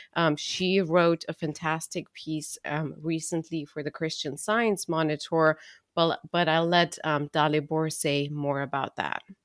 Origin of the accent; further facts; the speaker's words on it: Romania; I'm from Romania